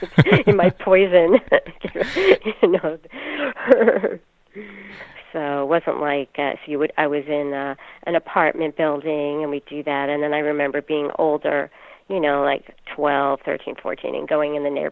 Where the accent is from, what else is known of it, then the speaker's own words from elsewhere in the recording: New York City, New York, United States; I grew up in Queens, New York, like Janine.